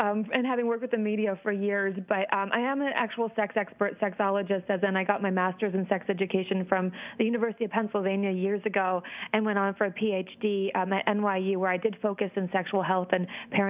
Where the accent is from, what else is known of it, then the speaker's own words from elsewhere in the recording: Iceland; I'm originally from Iceland, and we have our phone books listed by first name